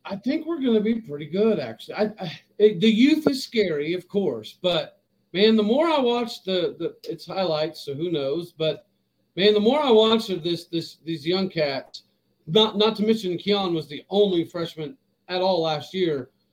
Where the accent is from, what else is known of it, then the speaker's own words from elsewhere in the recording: Stillwater, Oklahoma, United States; I grew up in Stillwater